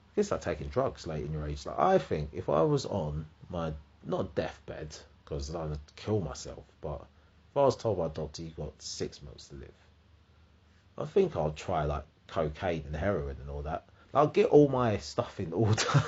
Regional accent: United Kingdom; I'm British

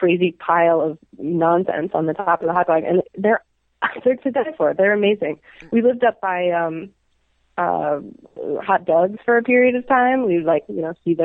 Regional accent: New York, United States; moved away as an adult; now in Chicago, United States; it reminds me of New York when I was growing up there

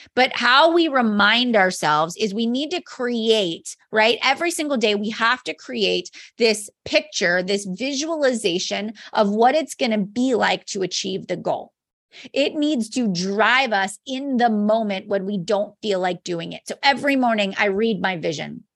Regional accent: Mars, Pennsylvania, United States; I am a mom from Mars, Pennsylvania

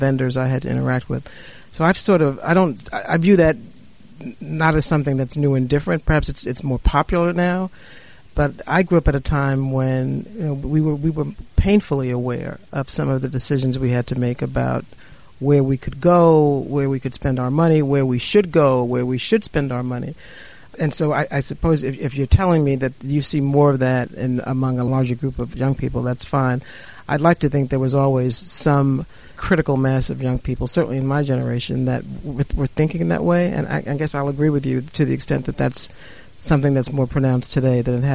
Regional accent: New York City, New York, United States; I grew up in the South Bronx, and my world was the South Bronx

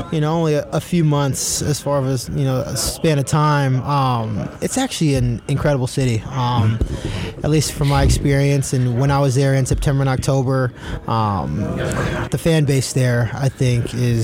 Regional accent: San Diego, California, United States; I'm actually from San Diego.

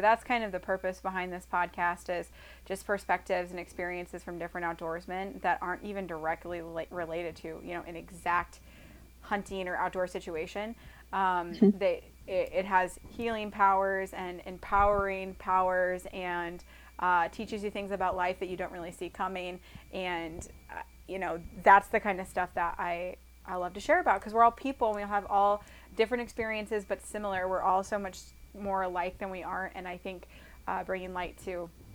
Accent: Iowa, United States; him and I are from Iowa

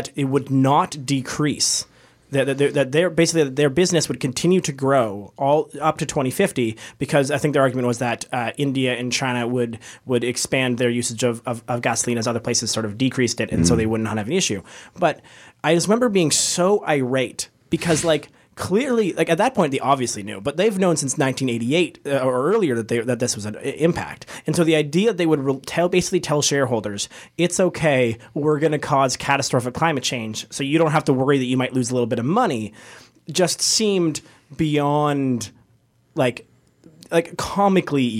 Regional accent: Canada

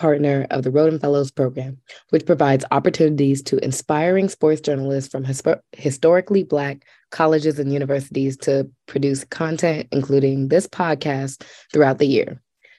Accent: Waldorf, Maryland, United States; I am a graduating senior at Florida A&M University studying journalism, and I'm from Waldorf, Maryland.

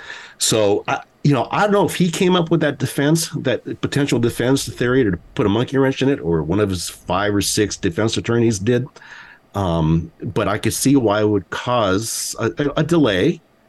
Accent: Guatemala; first language Spanish; English is a second language; moved away; I am an immigrant from Guatemala, and growing up in my household, right, speak Spanish

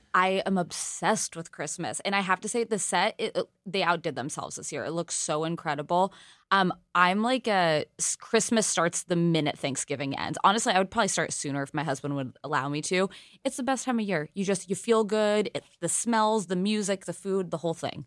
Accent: California, United States; I'm from California

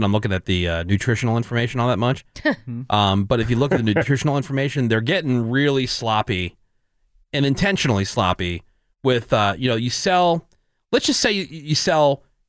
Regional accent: Northeast, United States; moved away; the kind of places that I used to go to growing up in the Northeast.

